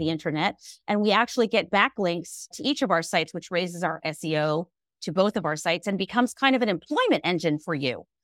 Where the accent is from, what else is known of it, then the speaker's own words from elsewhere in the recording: Alexandria, Virginia, United States; my group practice in my hometown of Alexandria, Virginia